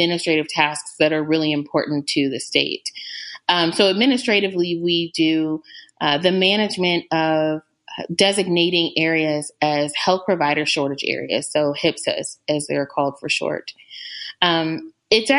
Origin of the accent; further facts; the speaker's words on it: Indiana, United States; now in Virginia, United States; I did grow up in Indiana